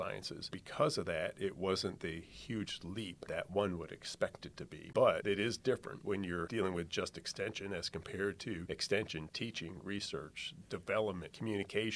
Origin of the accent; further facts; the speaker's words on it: Pennsylvania, United States; moved away as an adult; now in Georgia, United States; Where I grew up in Pennsylvania, it was a very small, rural area, very homogenous